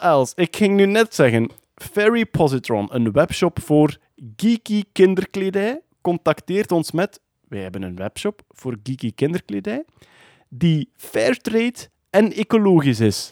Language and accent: Dutch; Meetjesland, Flanders, Belgium; accent: Meetjesland dialect; first language Meetjesland dialect (Dutch); mijn moedertaal, het Midtjesland